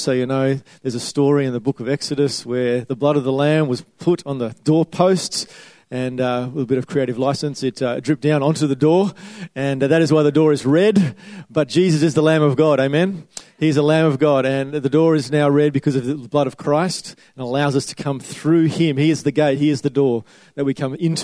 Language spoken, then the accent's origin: English; Western Australia, Australia; I'm from Western Australia